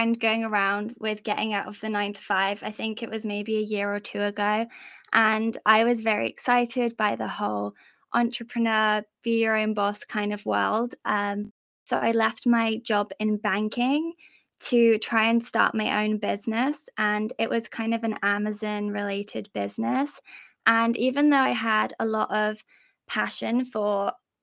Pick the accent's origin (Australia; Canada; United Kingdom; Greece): United Kingdom; England; I'm from England. Maybe you can tell by my accent.